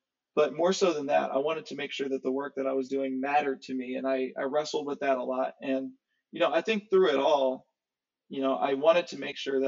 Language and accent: English; Nashville, Tennessee, United States; also born or lived in Ohio; Yeah, so born in Ohio in some small town. My mom had me when she was really young, when she was in college. She was 19. So by and large, when people ask me where I'm from, I say Nashville.